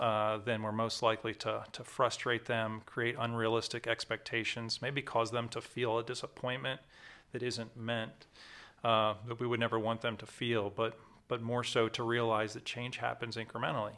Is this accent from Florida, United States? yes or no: no; Maryland, United States; I'm from Maryland